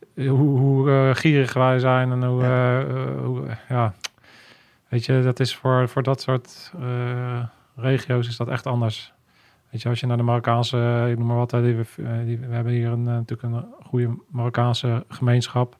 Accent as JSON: {"language": "Dutch", "country": "Netherlands", "said": "ik ben ook echt een Hollander."}